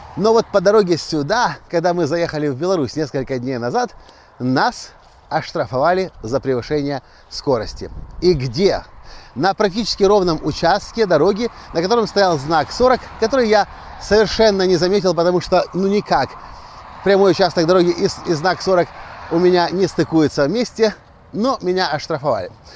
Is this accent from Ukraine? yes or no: yes; Ukraine; Я приехал из Украины сюда, как турист, как бизнесмен, предприниматель